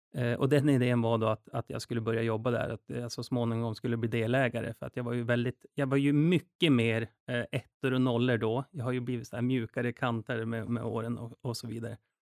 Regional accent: Duved, Jämtland, Sweden; moved away; also born or lived in Stockholm; Och jag är uppväxt i Jämtland också. Så jag kommer ifrån en liten by som heter Duved

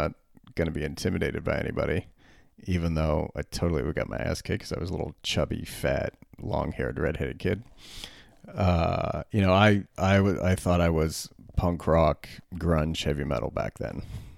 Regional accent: Berlin, Germany; When I was 14, growing up in Berlin, I was a little fat kid, a little long-haired, red-headed fat kid.

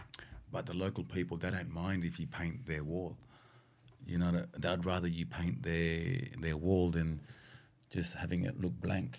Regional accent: Sydney, New South Wales, Australia; bro, I'm from Sydney, Australia, man.

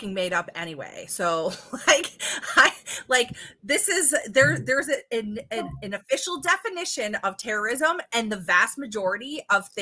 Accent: Detroit, Michigan, United States; I'm from Detroit.

